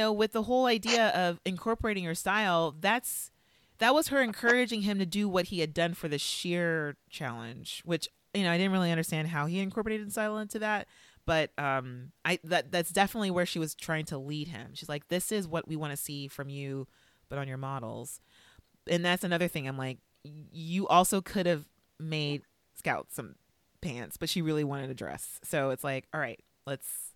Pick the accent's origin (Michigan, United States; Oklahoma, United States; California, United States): California, United States; Valencia; I grew up near Magic Mountain in Valencia, California.